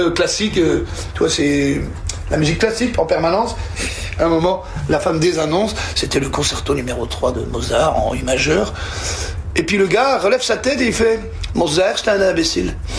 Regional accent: Belgium; chez nous en Belgique

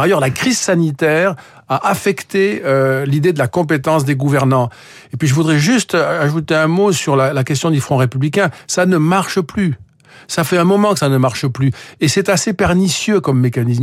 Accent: France; je suis français

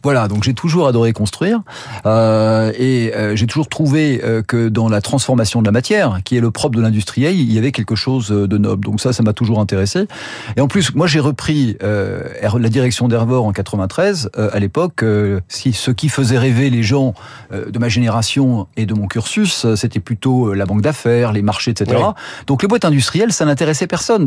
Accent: France; moved away as an adult; also born or lived in United States; de par ma culture, moi je suis français

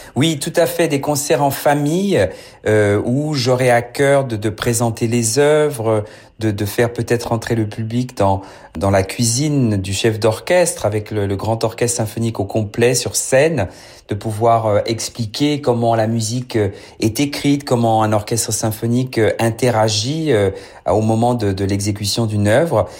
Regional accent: Paris, Île-de-France, France; un, titi parisien, je suis né à Paris

